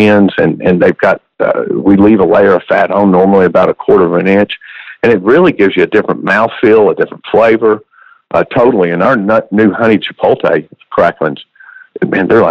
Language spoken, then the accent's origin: English; Andrews, Texas, United States; I was born and raised right here in Texas. Born out in Andrews, Texas